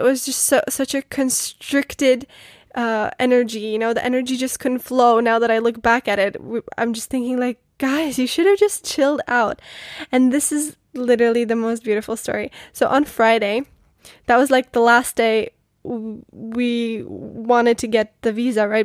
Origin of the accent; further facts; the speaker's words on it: Most, Ústí nad Labem Region, Czechia; moved away; I come from the Czech Republic and I come from a small city called Most. I spent most of my childhood living with my grandma in Most